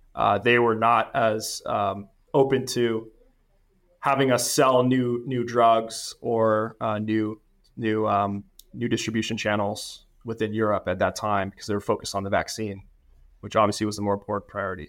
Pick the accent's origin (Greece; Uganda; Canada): Canada; moved away as an adult; now in United States; I'm originally from Canada, studied finance, got the C F A, uh, right out of school in Canada.